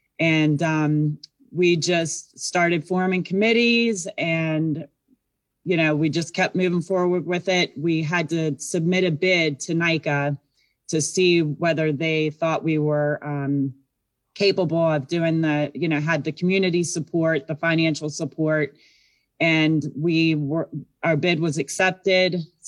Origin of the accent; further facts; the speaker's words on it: Virginia, United States; Yeah, I grew up in Virginia, and then I was a student at WVU.